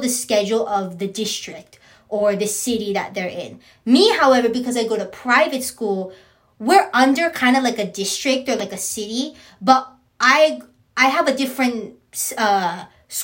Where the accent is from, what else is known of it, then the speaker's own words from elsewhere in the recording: San Diego, California, United States; also born or lived in San Bernardino / Riverside; I am San Diegan, born, raised, grew up, and proud.